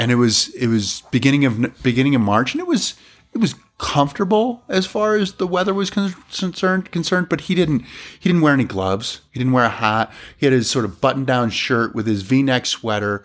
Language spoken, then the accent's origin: English; Granby, Massachusetts, United States; I grew up in Massachusetts